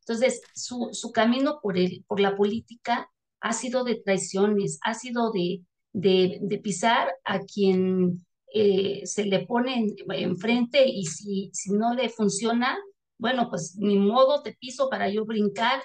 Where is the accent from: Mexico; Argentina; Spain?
Mexico; somos todos los mexicanos que vivimos aquí